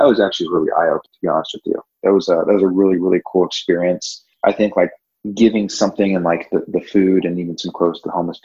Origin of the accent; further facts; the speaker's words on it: Orange County, California, United States; moved away as an adult; also born or lived in Virginia / Nashville, Tennessee / Dallas, Texas / Charlotte, North Carolina; born and raised in Orange County, California